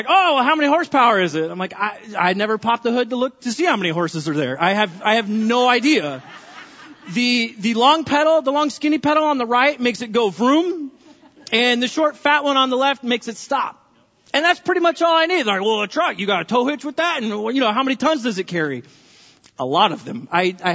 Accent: California, United States; now in Linden; I'm from California

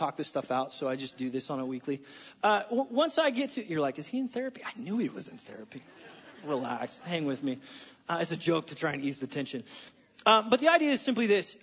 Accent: United States; I'm an American

